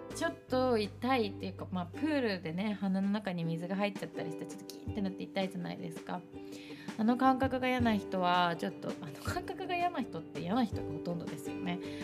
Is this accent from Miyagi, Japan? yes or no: no; Shimane, Japan; born or raised there; moved away